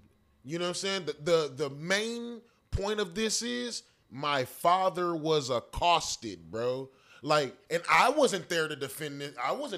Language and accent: English; Orange County, California, United States; I'm from Orange County, California, bro